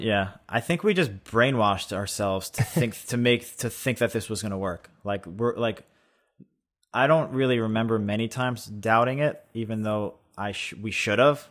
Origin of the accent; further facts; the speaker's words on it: East Meadow, New York, United States; I grew up in East Meadow, about forty minutes